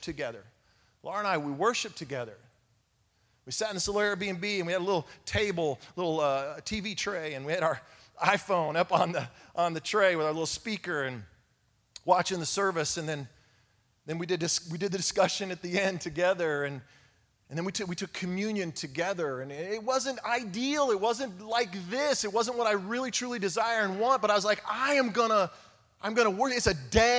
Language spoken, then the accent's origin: English; Oklahoma, United States; we're all from Oklahoma